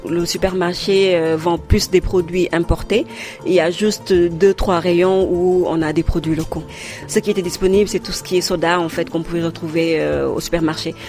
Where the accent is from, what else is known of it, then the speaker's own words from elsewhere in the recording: Saint-Louis, Senegal; moved away as an adult; also born or lived in Dakar; Je suis originaire de Saint-Louis, du Sénégal